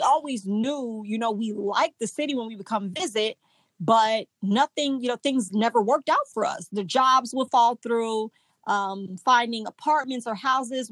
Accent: Indiana, United States; moved away as an adult; now in Mississippi, United States; we went back home to Indiana where I'm from

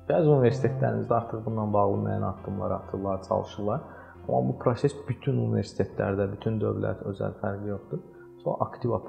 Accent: Azerbaijan; Mən bunu Azərbaycanlıyam deyə demirəm ha.

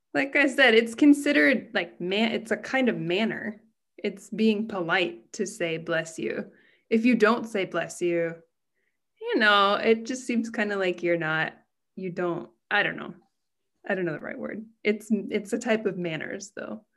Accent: United States; now in Japan; I'm American and I'm living in Japan

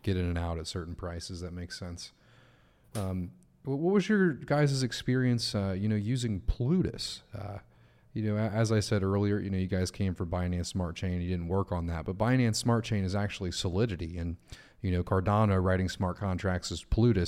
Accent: United States; as an American

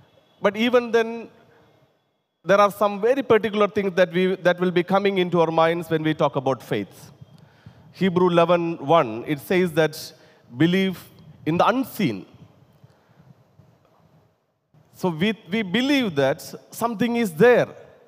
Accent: India; first language te; English is a second language; whenever I try to translate from my mother tongue and also my favorite language, Telugu, to English

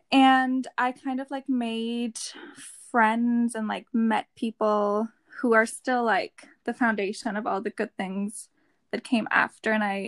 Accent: Germany; English is a second language; So we're the … Twins and we're from Germany.

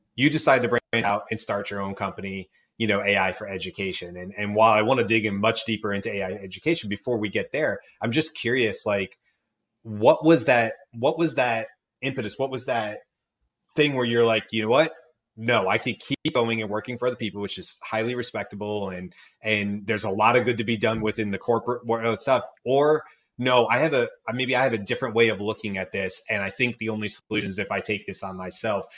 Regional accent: Georgia, United States; I grew up in Georgia

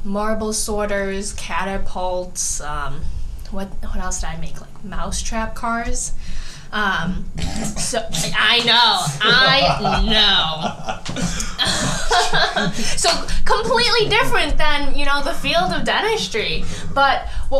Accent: Bartlett, United States; where I grew up in Bartlett, it's a very, like, suburban area

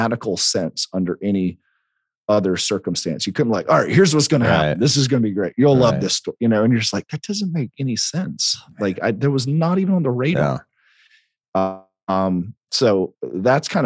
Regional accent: South Carolina, United States; we're in South Carolina

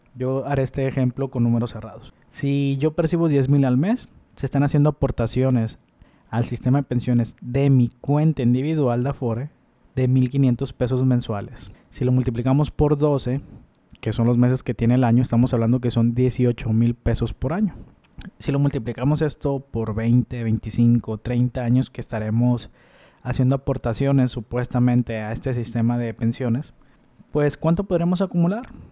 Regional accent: Mexico; nosotros como mexicanos

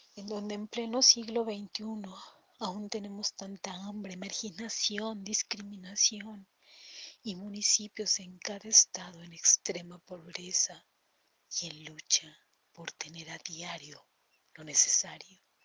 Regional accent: Toluca, State of Mexico, Mexico; soy mexicana, mi capital es Toluca, Estado de México

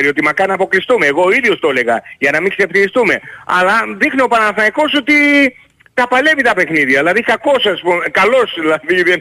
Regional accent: Greece; Σαν Έλληνας μόνο, έτσι.

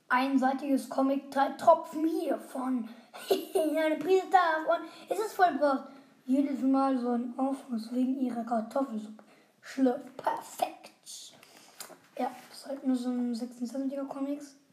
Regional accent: Heidelberg, Baden-Württemberg, Germany; Und wir kommen übrigens aus Heidelberg. Zwar ein bisschen klein, aber geht.

